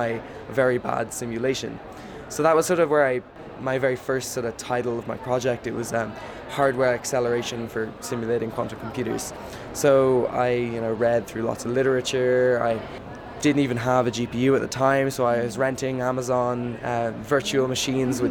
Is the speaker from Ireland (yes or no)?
yes; Ireland; I'm from Ireland